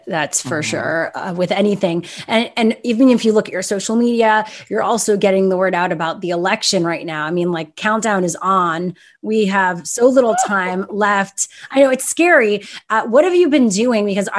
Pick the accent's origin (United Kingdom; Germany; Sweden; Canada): Canada; So I'm Canadian.